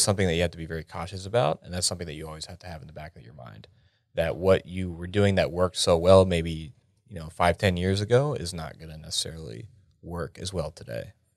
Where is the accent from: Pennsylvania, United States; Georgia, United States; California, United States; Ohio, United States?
Pennsylvania, United States; York; moved away as an adult; I grew up in a small town called York, Pennsylvania.